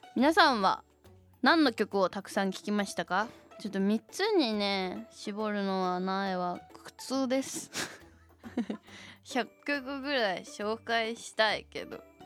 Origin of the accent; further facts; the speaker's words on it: Shizuoka, Japan; 地元静岡